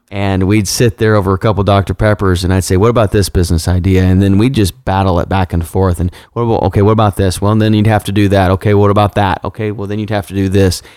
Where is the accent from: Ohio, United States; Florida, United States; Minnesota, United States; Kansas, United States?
Kansas, United States; I am from Kansas